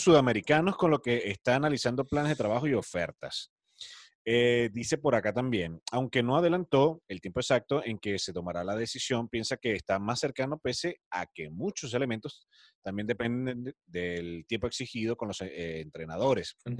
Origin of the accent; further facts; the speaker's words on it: Andes, Venezuela; como yo que somos de los Andes